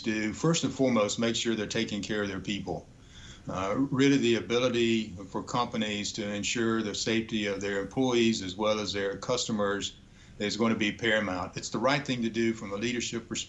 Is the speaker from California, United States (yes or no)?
no; Georgia, United States; I grew up in Georgia